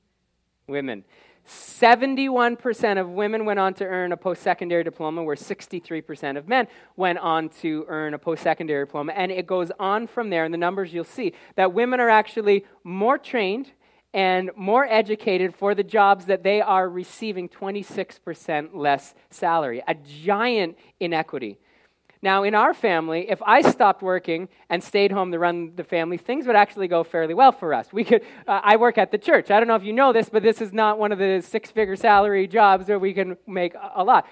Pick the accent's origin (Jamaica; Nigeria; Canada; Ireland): Canada; the education and experience that I may have received growing up in Canada